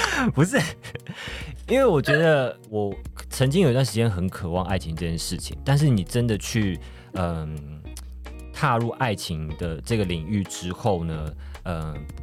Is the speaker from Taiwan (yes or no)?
yes; Taiwan; 我们现在这个就是台湾的这个疫情的期间啊，然后 我就是选择，选择回到我的老家去跟我妈妈相处